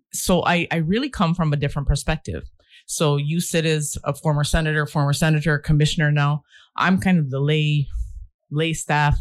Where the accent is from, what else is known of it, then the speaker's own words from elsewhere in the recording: Michigan, United States; moved away as an adult; now in US Virgin Islands; I come from where I was raised in Michigan. My farm, my dad was a farmer